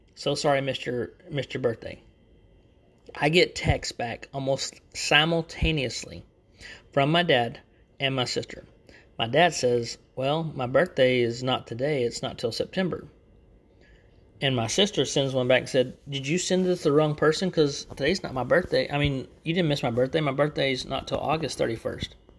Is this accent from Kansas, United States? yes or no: no; Texas, United States; accent: Texan; I actually live in Texas, so you'll hear that in my, my accent a lot